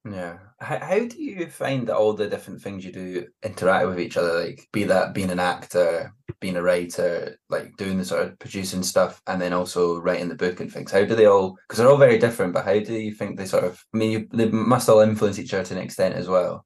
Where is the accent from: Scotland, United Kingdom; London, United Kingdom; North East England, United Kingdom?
Scotland, United Kingdom; Glenrothes; moved away; also born or lived in Edinburgh / Glasgow; I'm a fifer, so it's not too far away